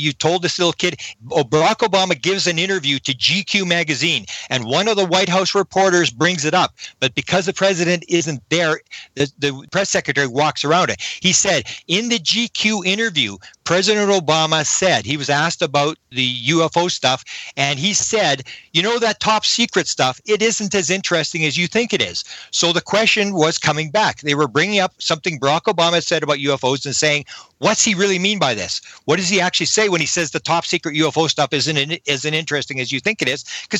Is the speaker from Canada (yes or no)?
yes; Canada; People ask me, because I'm a Canadian, they say, well, what's the Canadian government?